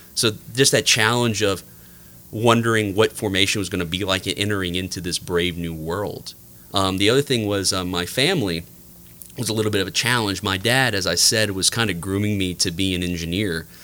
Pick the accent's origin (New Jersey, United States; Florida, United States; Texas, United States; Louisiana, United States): Louisiana, United States; New Iberia; I'm uh, thoroughly from the Lafayette area. I grew up in New Iberia